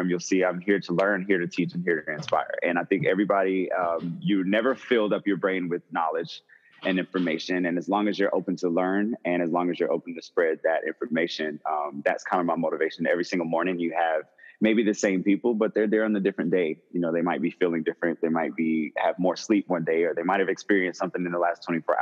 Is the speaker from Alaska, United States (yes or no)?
no; Atlanta, Georgia, United States; also born or lived in Tallahassee; Born and raised, ATLian